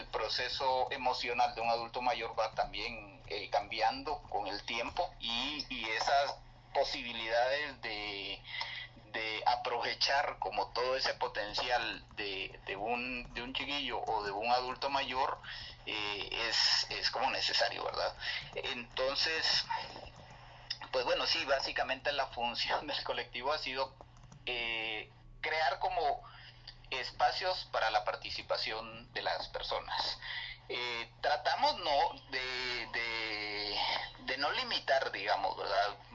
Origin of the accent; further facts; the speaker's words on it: Bolivia; yo soy boliviano y, leí mi poesía